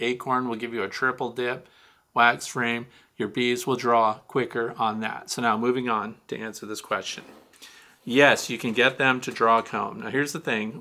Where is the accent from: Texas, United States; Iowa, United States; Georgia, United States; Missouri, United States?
Missouri, United States; Kirkwood; Saint Louis, Missouri, my hometown. I'm actually from Kirkwood